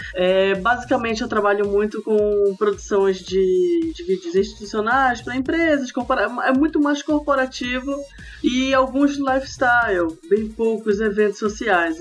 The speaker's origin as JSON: {"language": "Portuguese", "town": "Belém", "region": "Pará", "country": "Brazil", "said": "eu sou aqui de Belém do Pará"}